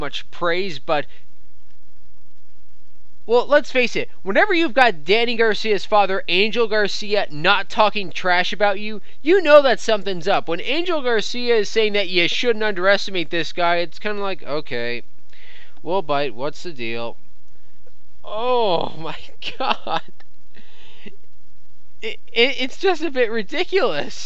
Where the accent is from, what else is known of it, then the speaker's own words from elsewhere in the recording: Canada; I'm Canadian